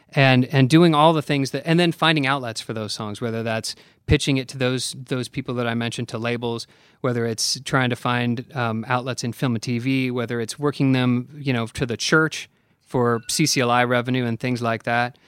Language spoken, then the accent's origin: English; Oregon, United States; moved away as an adult; now in Nashville, United States; I grew up in Oregon